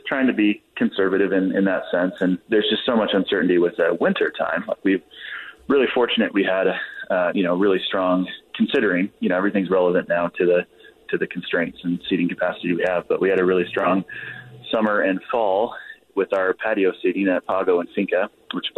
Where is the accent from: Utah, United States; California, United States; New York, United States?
Utah, United States; Salt Lake City area; come back to my hometown